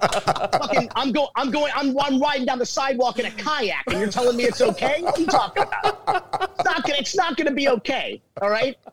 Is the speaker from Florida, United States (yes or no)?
yes; Miami, Florida, United States; also born or lived in Fort Myers, Florida; I was born in Fort Myers, Florida, in 1978, and we moved down to Miami though when I was about 3 years old. So I'm a native Floridian and a lifelong Miamian